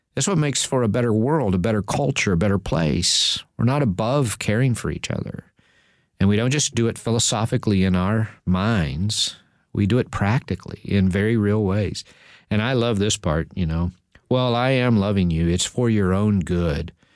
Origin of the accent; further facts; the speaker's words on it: Texas, United States; growing up in Texas